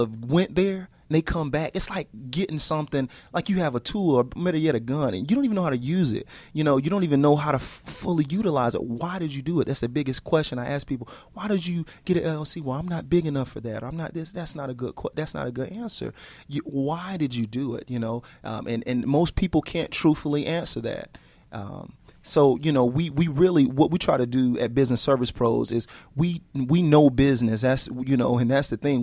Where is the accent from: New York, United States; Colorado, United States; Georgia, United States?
Georgia, United States; Atlanta; I'm from Atlanta